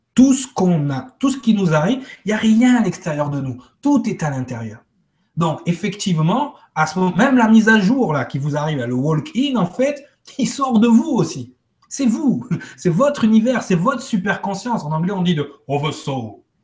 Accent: Martinique; chez nous, à Martinique

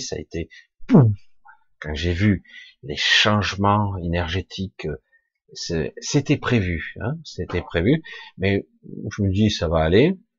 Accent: France; je suis français

